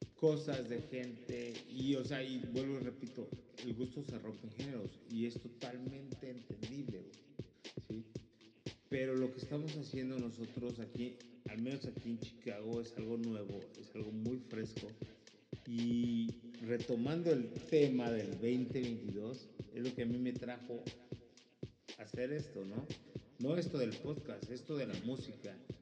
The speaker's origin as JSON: {"language": "Spanish", "country": "Mexico", "said": "habemos mexicanos"}